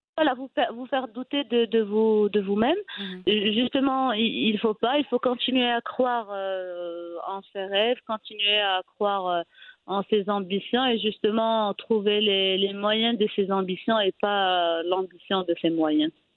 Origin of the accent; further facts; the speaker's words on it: Fez, Fès-Meknès, Morocco; also born or lived in Rabat; je suis originaire de la ville de Fès, donc à l'âge de 17 ans, 18 ans déjà, j'étais rédactrice pour le, site web du club